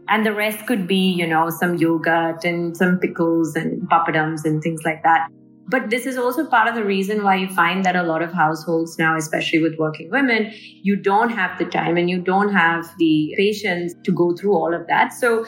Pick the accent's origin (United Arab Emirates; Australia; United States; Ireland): United Arab Emirates; Dubai; If I looked at my own upbringing, and I grew up in Dubai with a working mother